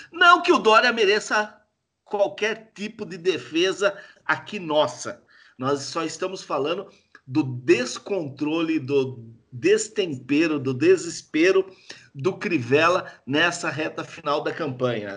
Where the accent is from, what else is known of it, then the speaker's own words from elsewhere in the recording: Jundiaí, São Paulo, Brazil; nós que somos aqui é, de Jundiaí